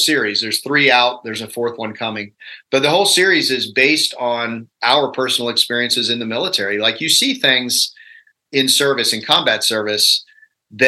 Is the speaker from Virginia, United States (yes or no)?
yes; Virginia, United States; I'm a redneck from Virginia